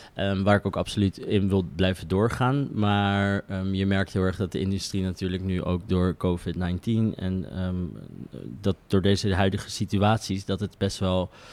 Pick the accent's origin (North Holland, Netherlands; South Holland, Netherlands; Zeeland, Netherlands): South Holland, Netherlands; The Hague; ik kom uit Den Haag